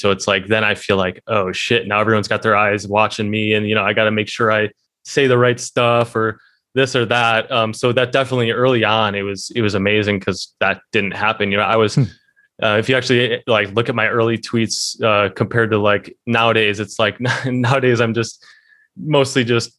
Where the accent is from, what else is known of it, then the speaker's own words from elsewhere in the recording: Midwest, United States; born and raised in the Midwest in America, you don't get a lot of anything.